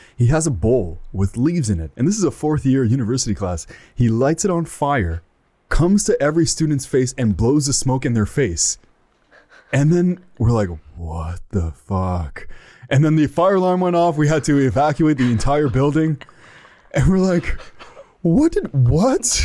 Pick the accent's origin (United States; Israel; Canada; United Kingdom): Canada; Ottawa, Ontario; I am from Ottawa, Ontario, Canada, so I'm up north. I'm one of them Canadians.